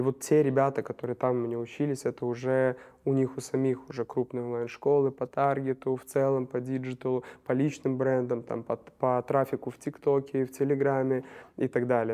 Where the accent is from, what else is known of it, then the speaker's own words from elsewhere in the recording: Novopolotsk, Vitebsk Region, Belarus; moved away as an adult; now in Minsk, Belarus; я из Новополска, в Минске последние пять лет